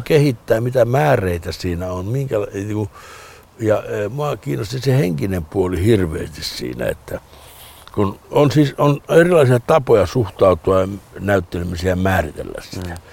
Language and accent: Finnish; Lapland, Finland; moved away; Lappi kun Lappi niin kuin merkitsee mulle, se on mun lapsuuteni.